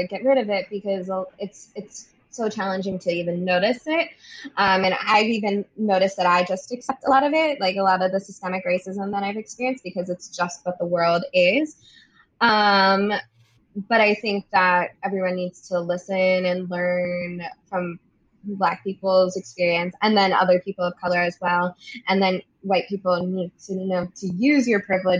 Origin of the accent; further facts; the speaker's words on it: Maryland, United States; now in New York, United States; we're from Maryland